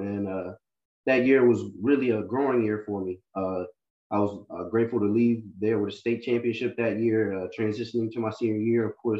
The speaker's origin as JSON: {"language": "English", "town": "Greensboro", "region": "North Carolina", "country": "United States", "also_born_or_lived": "Winston-Salem, North Carolina", "said": "So I'm actually from the Greensboro area. We recently just moved to Winsett this past year."}